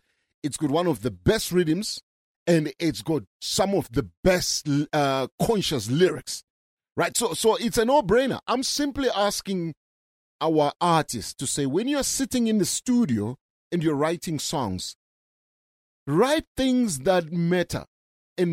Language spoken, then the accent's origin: English; South Africa